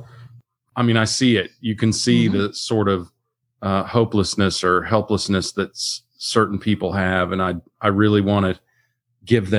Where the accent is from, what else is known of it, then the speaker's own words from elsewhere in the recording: Kansas, United States; I grew up mostly in Kansas. I'd moved around like you, but mostly in Kansas.